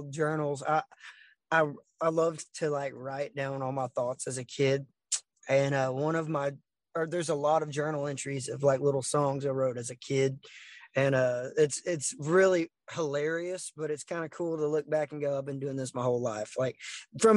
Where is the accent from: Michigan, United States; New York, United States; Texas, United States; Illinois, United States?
Texas, United States; Orange; we grew up in Southeast Texas. Orange is where I'm from, born and raised